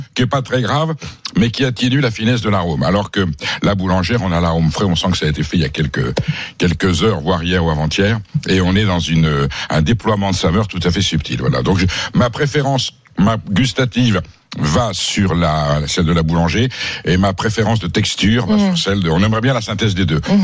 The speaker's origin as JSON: {"language": "French", "area": "Basque Country", "region": "Nouvelle-Aquitaine", "country": "France", "tie": "born or raised there", "said": "je viens du Pays-Bas"}